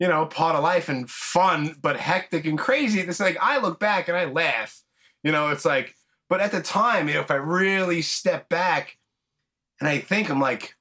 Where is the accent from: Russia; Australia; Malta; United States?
United States; New York; I'm from New York